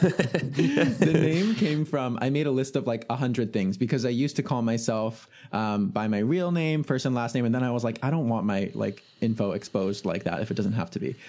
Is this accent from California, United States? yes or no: yes; California Bay Area, United States; I'm from the California Bay Area